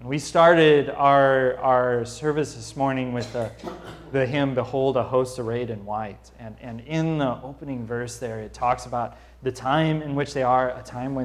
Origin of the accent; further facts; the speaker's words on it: St. Louis, Missouri, United States; as a kid, growing up in Missouri